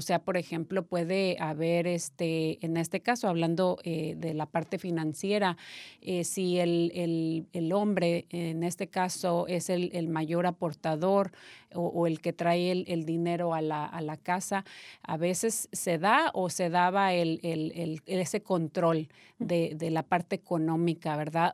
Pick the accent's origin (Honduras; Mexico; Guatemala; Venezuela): Mexico; Yo soy mexicana